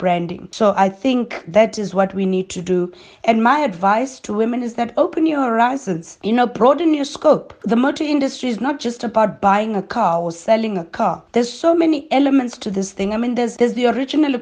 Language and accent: English; Soweto, Gauteng, South Africa; I have two younger siblings, Katie and KB, and I grew up in Soweto